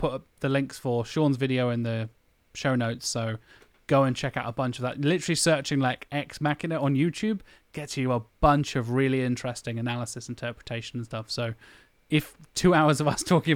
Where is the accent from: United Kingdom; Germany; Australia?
United Kingdom; we're British